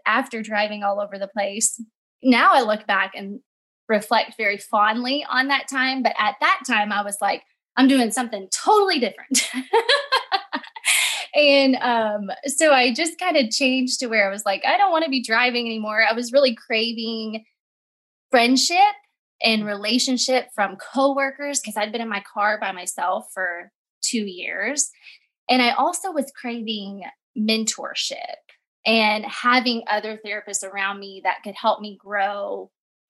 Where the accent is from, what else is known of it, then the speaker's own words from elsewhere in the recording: Southern Illinois, United States; moved away as an adult; now in Wake Forest, North Carolina, United States; I'm originally from Southern Illinois